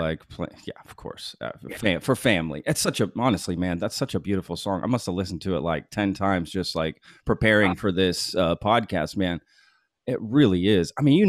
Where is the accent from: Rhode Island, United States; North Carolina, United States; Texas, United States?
Texas, United States; Colleyville; I grew up in, I went to Grapevine in Colleyville.